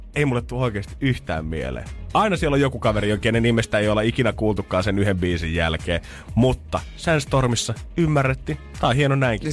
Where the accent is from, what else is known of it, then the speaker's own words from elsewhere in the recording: Helsinki, Uusimaa, Finland; mä oon stadilaisena